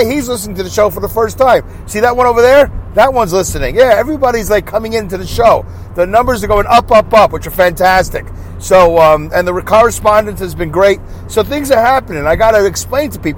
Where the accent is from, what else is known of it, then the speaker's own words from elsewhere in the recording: Saugerties, New York, United States; accent: Brooklyn; my hometown of Saugerties